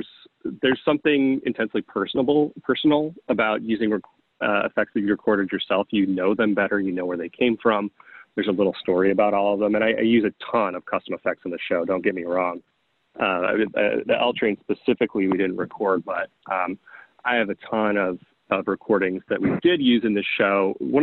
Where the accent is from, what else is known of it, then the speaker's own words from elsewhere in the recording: Iowa, United States; I grew up in the Midwest as well. I grew up in Iowa.